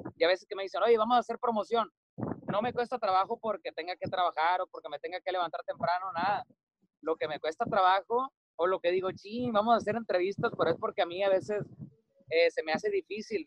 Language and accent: Spanish; Cadereyta Jiménez, Nuevo León, Mexico; moved away as an adult; now in Mazatlán, Mexico; Cadereyta Jiménez Nuevo León, que está como a 20 minutos de Monterrey. Y bueno, ahí crecí, prácticamente he vivido toda mi vida ahí hasta que me vine a Mazatlán